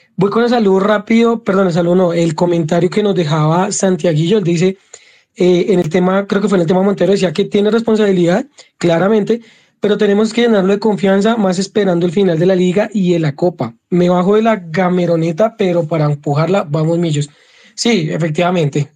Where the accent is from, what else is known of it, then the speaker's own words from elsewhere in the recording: Bogotá, Colombia; somos bogotanos